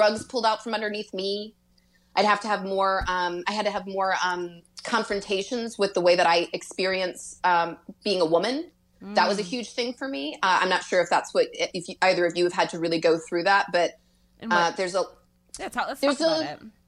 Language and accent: English; Louisville, Kentucky, United States; I'm from Louisville. So it was a city, and where I went to school